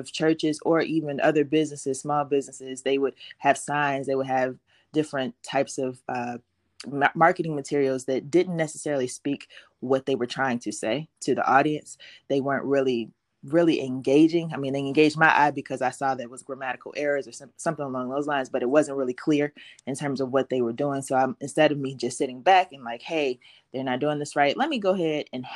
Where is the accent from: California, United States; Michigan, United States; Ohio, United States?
Ohio, United States; Cincinnati; I am from Cincinnati, Ohio